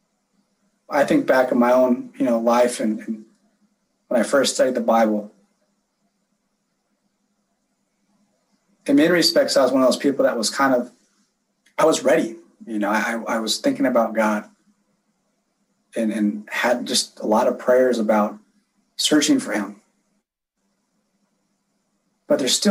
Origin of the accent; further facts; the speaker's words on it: California, United States; moved away as an adult; also born or lived in San Diego / Long Beach; now in Las Vegas, United States; I grew up, born and raised in California, was there for 34 years